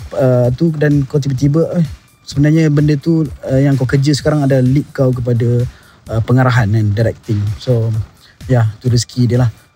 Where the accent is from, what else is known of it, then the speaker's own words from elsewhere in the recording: Terengganu, Malaysia; aku anak kelahiran Terengganu